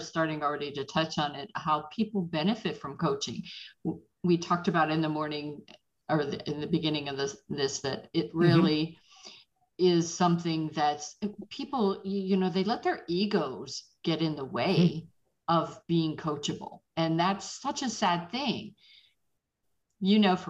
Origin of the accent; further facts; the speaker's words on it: Pittsburgh, Pennsylvania, United States; moved away; I'm originally from Pittsburgh